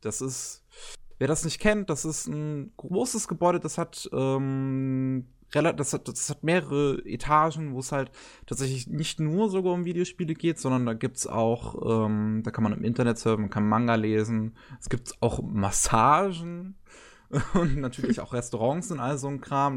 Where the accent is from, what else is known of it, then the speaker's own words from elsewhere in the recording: Germany; als äh, Deutsche